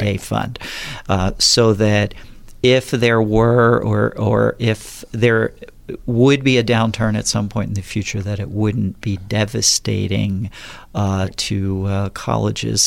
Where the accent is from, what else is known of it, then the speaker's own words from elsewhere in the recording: southern New Jersey, United States; moved away as an adult; also born or lived in Philadelphia area, Pennsylvania / San Diego County, California; now in Napa, United States; I'm originally from the East Coast, was born and raised in, uh, southern New Jersey.